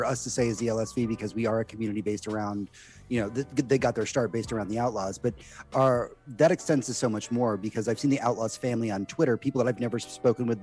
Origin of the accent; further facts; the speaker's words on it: Houston, Texas, United States; I was born and raised in Houston, but my entire family's actually from a village in Michigan